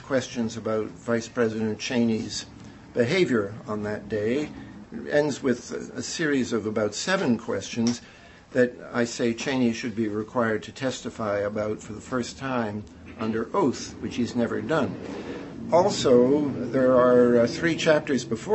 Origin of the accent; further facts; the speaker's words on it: Canada; moved away as an adult; now in United States; I'm a Canadian